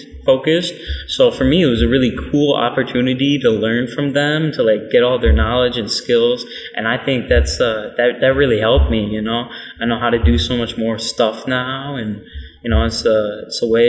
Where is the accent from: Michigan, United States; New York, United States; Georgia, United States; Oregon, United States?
Michigan, United States; we're from Michigan